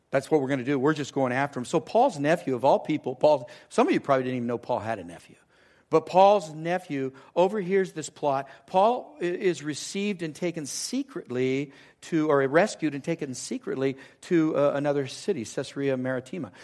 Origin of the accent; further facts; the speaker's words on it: Southern California, United States; moved away as an adult; It's down in Southern California.